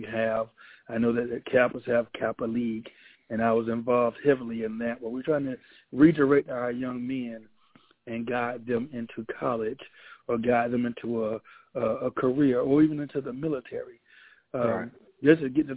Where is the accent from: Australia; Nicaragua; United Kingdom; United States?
United States; Moultrie, Georgia; moved away as an adult; also born or lived in Albany, Georgia; now in Valdosta, United States; I'm originally from Moultrie, Georgia, young man that grew up in the town